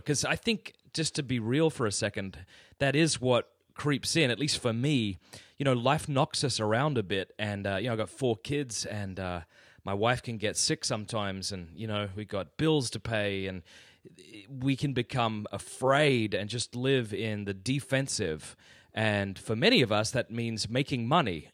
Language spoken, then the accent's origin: English; Australia; moved away as an adult; now in United States; I come from Australia. Yeah, so the deep South, man. Yeah, I was born in Australia